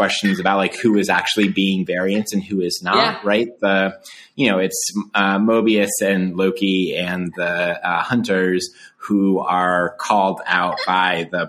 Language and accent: English; outside of Denver, Colorado, United States; I grew up outside of Denver, Colorado